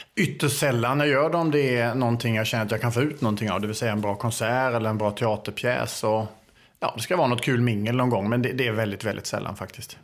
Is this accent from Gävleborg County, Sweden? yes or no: no; Älmhult, Kronoberg County, Sweden; born or raised there; accent: Småland (half-Småland mixed with Scanian); moved away as an adult; also born or lived in Åstorp, Skåne, Sweden